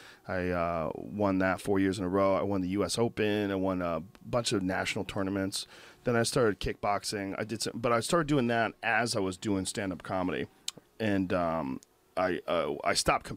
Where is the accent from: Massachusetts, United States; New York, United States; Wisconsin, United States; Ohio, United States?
Massachusetts, United States; Boston; I grew up in Boston, mostly.